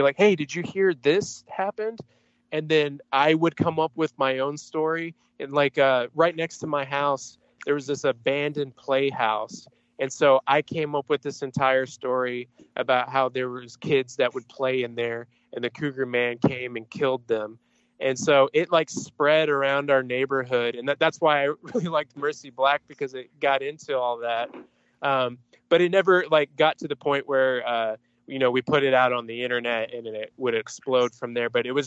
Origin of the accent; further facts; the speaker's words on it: Aubrey, Texas, United States; I grew up in Aubrey, Texas, which is just this very country, small town next to like Denton